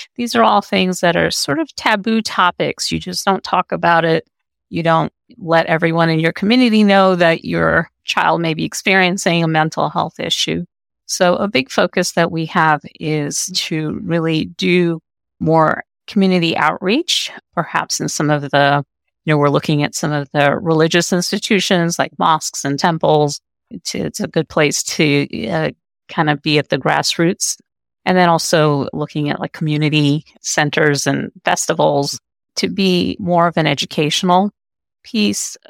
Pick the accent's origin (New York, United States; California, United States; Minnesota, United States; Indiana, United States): New York, United States; New York City; moved away as an adult; now in Pennsylvania, United States; I came when I was a child. I grew up in Brooklyn, and part of my identity is being a New Yorker